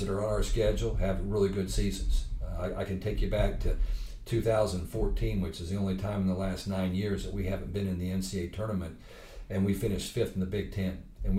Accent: Muncie, Indiana, United States; growing up in Muncie, Indiana in the 60s and 70s

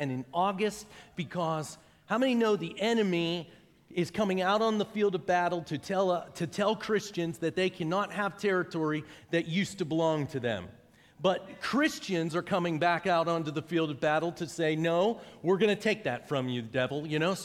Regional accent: Pittsburgh, Pennsylvania, United States; now in Noblesville, United States; I'm from Pittsburgh, Pennsylvania. That's where I grew up

